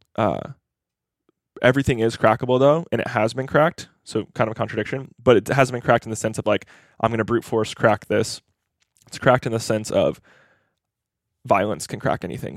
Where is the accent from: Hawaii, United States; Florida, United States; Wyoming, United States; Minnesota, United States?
Hawaii, United States; moved away; I grew up in Hawaii, which I like to see as this, like, mini Asia